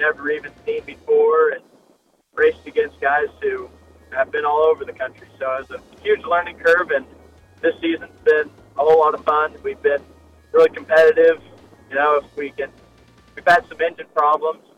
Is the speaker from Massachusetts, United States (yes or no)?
no; Quinter, Kansas, United States; I am from a small town in western Kansas called Quinter